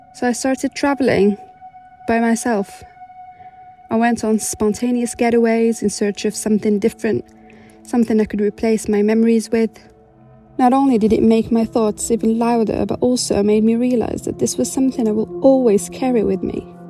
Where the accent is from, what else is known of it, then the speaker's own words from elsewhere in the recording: Morocco; moved away as an adult; now in United Kingdom; I was born and raised in Morocco and only moved to the UK three years ago